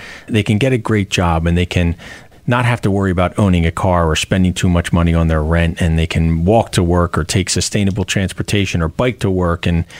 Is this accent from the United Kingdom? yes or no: no; Pennsylvania, United States; And you know that from growing up in Delaware County.